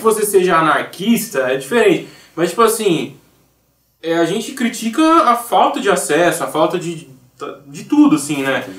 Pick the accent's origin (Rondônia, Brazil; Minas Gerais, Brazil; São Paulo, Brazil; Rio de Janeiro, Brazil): São Paulo, Brazil; Campinas; also born or lived in Ireland; eu sou de Campinas também